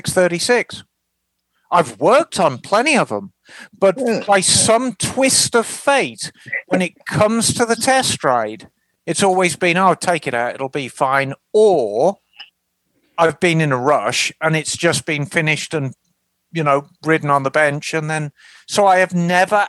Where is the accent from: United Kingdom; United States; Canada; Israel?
United Kingdom; Birmingham, West Midlands; moved away; I grew up in Birmingham